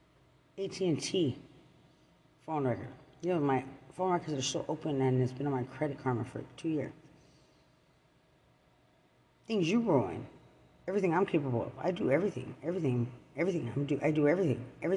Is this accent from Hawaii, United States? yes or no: no; Lubbock, Texas, United States; I'm from Lubbock, so is my daughter